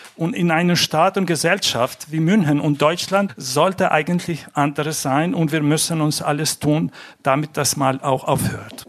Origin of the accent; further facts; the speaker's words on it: Montenegro; now in Munich, Germany; ich komme aus Montenegro